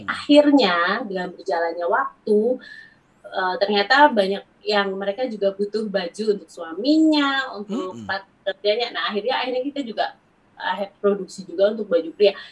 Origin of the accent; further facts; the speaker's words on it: Wonosobo, Central Java, Indonesia; now in Bekasi, Indonesia; Enggak sih, aku besar di Jawa. Jadi aku tinggal di Bekasi, di Jakarta itu karena aku kerja